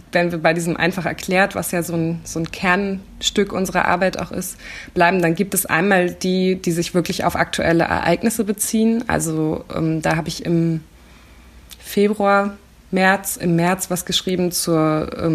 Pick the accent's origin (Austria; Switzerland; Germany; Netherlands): Germany; East Germany; dass ich eben als Ostdeutsche manchmal das Gefühl hatte, oh, okay, jetzt gehöre ich irgendwie gerade nicht dazu, klar.